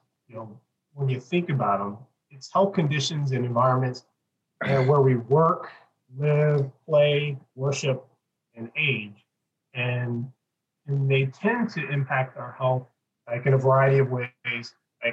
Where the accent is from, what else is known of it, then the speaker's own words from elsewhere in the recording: Detroit, Michigan, United States; now in Pasadena, United States; I was born in Detroit and live in Pasadena